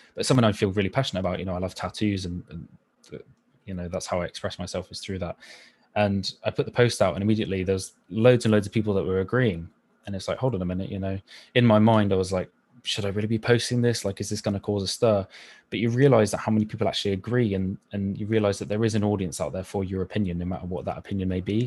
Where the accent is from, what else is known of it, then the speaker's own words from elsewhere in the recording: Somerset, South West England, United Kingdom; I grew up in Somerset